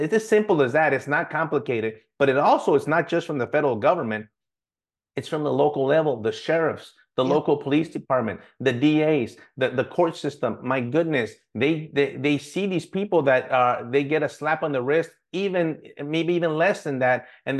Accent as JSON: {"language": "English", "country": "United States", "said": "but I'm an American. I get to make a decision what's best for me and my family."}